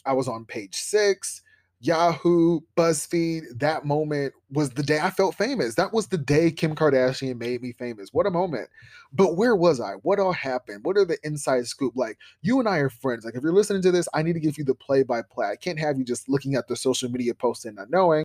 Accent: Columbus, Ohio, United States; I grew up in Columbus, Ohio with little resources and big dreams.

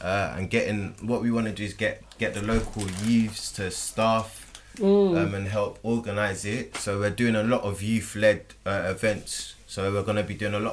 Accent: United Kingdom; we're British

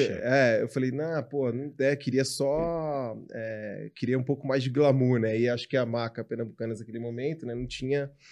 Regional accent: São Carlos, São Paulo, Brazil; eu sou do interior de São Paulo. Minha mãe é ainda mais do interior, eu sou de São Carlos

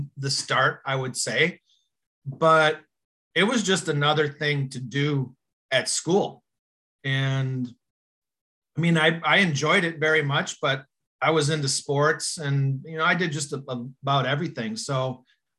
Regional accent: Upper Michigan, United States; I grew up in Upper Michigan, so football was a big thing up there

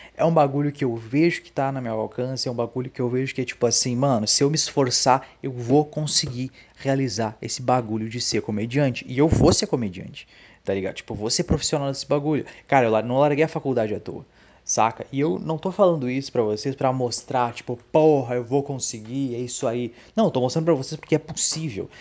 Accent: Dom Pedrito, Rio Grande do Sul, Brazil; also born or lived in Santa Maria / Canoas; a minha cidade natal

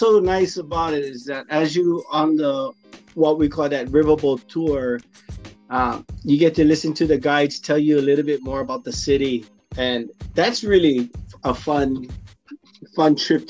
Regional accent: Hawaii, United States; now in San Antonio, United States; I'm from Hawaii

